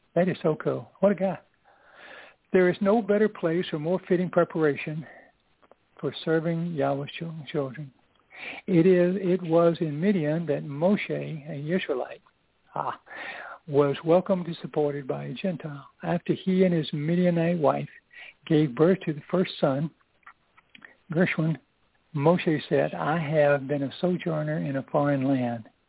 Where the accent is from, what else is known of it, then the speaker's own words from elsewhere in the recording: the South, Southern United States, United States; I'm a Southerner